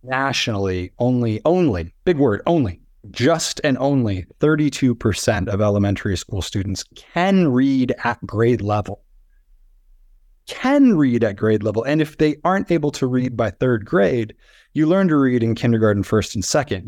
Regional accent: South Dakota, United States; moved away as an adult; also born or lived in Los Angeles; growing up in South Dakota

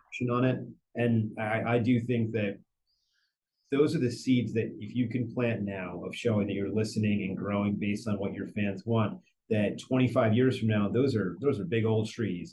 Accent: New Jersey, United States; moved away; I grew up in New Jersey

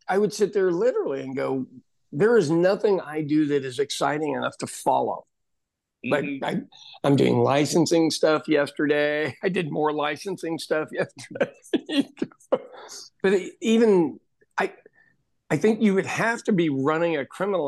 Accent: Midwestern United States, United States; born or raised there

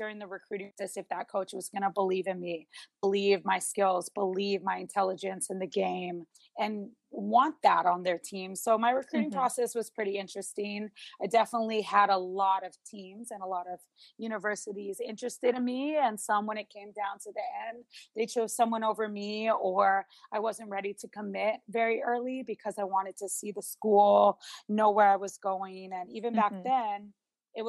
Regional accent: Honolulu, Hawaii, United States; I grew up in Honolulu, Hawaii, which is a huge volleyball state

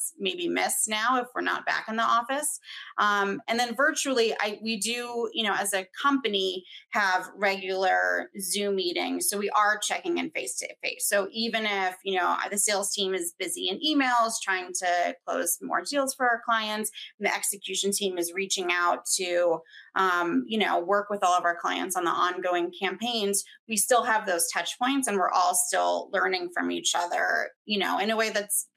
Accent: near Boston, MA, East Coast, Massachusetts, United States; moved away as an adult; also born or lived in Washington, District of Columbia, United States; now in Denver, United States; I grew up on the East Coast where school goes to end of June

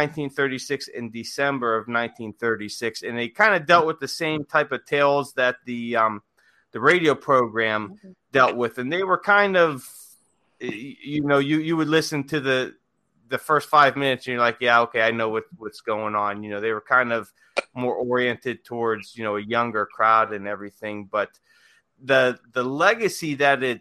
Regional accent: Ohio, United States; growing up in Ohio

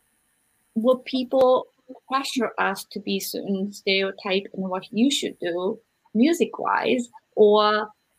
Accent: Japan; moved away; I grew up in Japan.

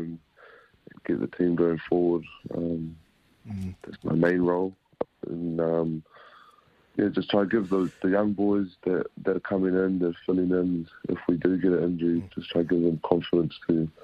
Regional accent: Australia; also born or lived in Whangarei, New Zealand; now in Christchurch, New Zealand; I never thought I'd live in New Zealand in my life, growing up in Australia

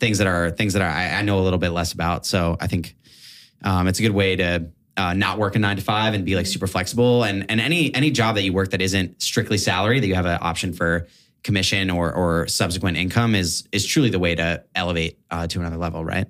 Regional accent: New York, United States; I'm from New York, New York, Upper West Side, Manhattan

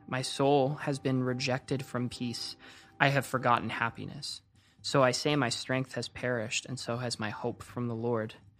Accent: Coquitlam, British Columbia, Canada; moved away as an adult; also born or lived in Orange County; I grew up in Vancouver, Canada, um, just outside of Vancouver, Canada, in a city called Coquitlam.

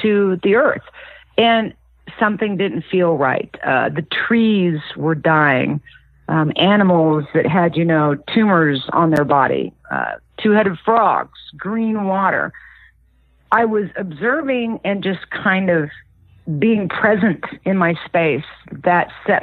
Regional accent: Kansas, United States; I grew up in the Midwest in Kansas

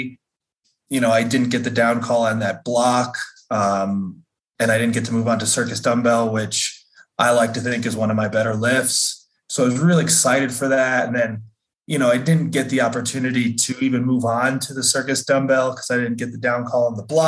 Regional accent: New Jersey, United States; moved away as an adult; also born or lived in Fort Collins, Colorado; now in Denver, United States; I grew up in Jersey. Raised in Jersey. I lived there till I was 18.

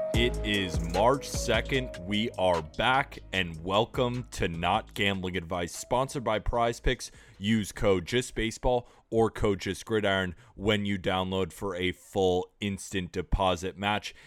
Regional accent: United States; as an American

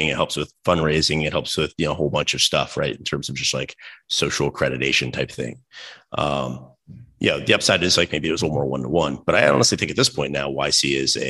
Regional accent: Raleigh, North Carolina, United States; I grew up in Raleigh, North Carolina

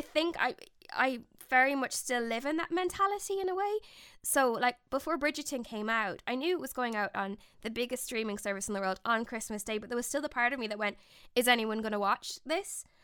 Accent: Ireland; I'm from the Republic of Ireland

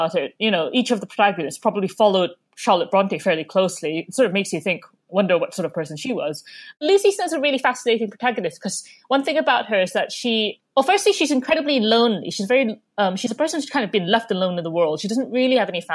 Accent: Malaysia; moved away as an adult; now in United Kingdom; I grew up in Malaysia, and I didn't have any libraries nearby, really

